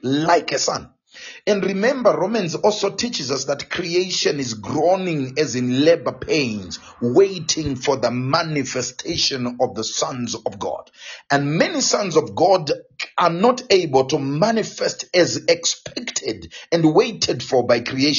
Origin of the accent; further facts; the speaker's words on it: Zimbabwe; first language Shona; English is a second language; moved away; I get back to my home country, to Zimbabwe